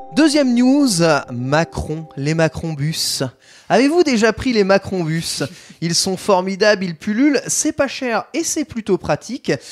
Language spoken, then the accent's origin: French; countryside around Troyes, Grand Est, France; now in Paris, France; là où j'ai grandi, en campagne troyenne